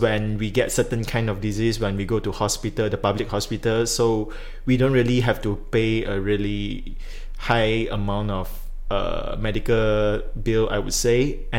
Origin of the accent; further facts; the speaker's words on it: Malaysia; as a Malaysian